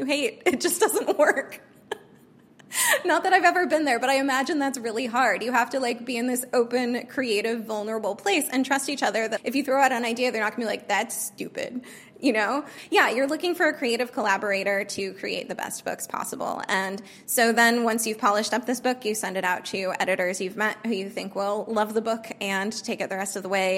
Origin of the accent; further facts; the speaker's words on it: California, United States; moved away as an adult; also born or lived in New York; Growing up in California